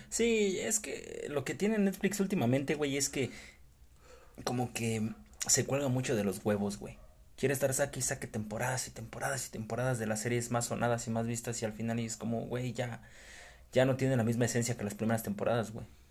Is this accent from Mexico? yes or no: yes; Mexico; siendo mexicano